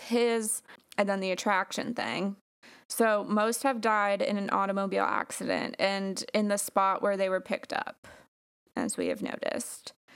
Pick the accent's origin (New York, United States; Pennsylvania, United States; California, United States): New York, United States; Long Island; born or raised there